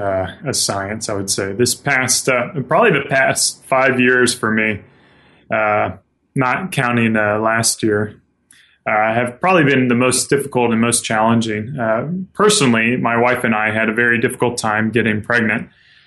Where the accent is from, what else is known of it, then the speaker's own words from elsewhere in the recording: South Carolina, United States; moved away as an adult; now in Spokane, United States; I grew up in the South. I grew up in South Carolina and moved out here about 5 years ago with my wife when she got recruited for a job